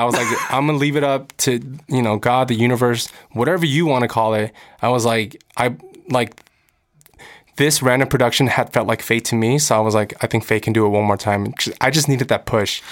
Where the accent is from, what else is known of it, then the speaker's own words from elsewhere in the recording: United States; I'm American. I'm growing up in America. I speak English